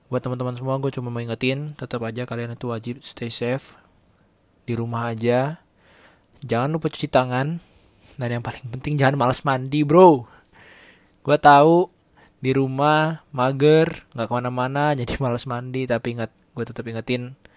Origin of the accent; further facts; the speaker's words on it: Medan, North Sumatra, Indonesia; also born or lived in Bekasi; now in Tangerang, Indonesia; gue asal Medan tapi gue kelahiran Bekasi jangan salah lahir Bekasi besar di Medan